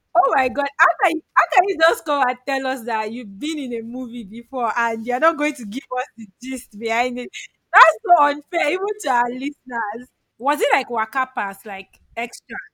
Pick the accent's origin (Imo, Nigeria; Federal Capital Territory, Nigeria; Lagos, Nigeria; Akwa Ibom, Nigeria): Lagos, Nigeria; i grew up in lagos